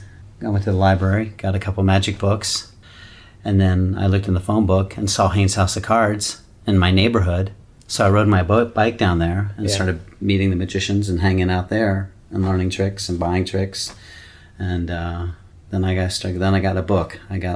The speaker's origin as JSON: {"language": "English", "town": "Cincinnati", "region": "Ohio", "country": "United States", "tie": "born or raised there", "said": "Cincinnati, Ohio."}